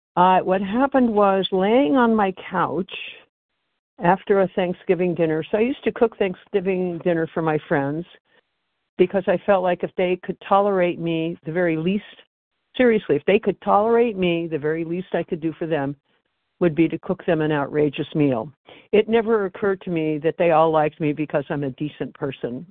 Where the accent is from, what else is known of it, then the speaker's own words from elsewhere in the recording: West Coast, United States; I am from the West Coast